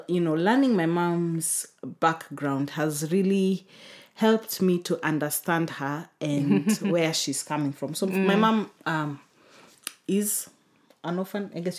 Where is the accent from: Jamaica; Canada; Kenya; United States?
Kenya; also born or lived in United Kingdom; I think because I'm Kenyan.